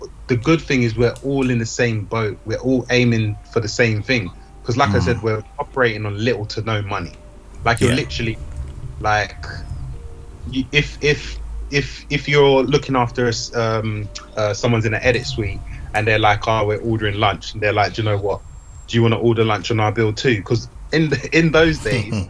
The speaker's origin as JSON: {"language": "English", "region": "London", "country": "United Kingdom", "tie": "born or raised there", "said": "I was born and bred in South London"}